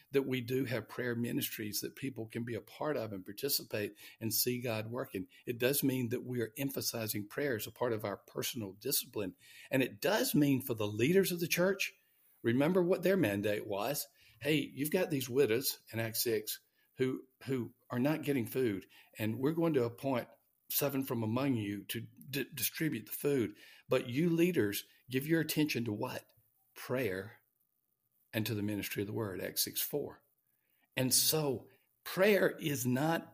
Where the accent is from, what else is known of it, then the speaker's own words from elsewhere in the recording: Alabama, United States; moved away as an adult; also born or lived in Louisville, Kentucky; I was born in Alabama. I remember the Selma Bridge and marching across the bridge. My dad was a mayor of a town